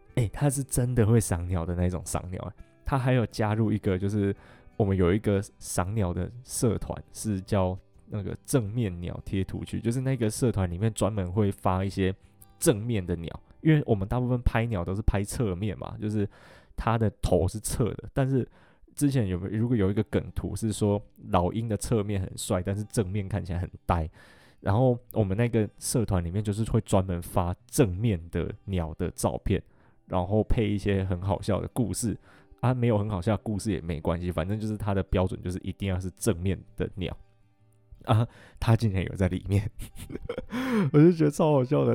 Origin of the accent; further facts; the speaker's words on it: Taiwan; “你们从台湾来的吗？”我就说：“对。”